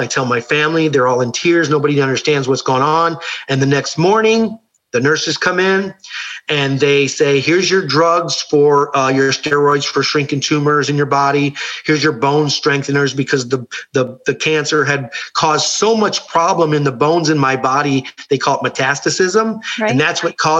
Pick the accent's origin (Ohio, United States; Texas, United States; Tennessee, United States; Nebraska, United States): Ohio, United States; I grew up Catholic in Ohio.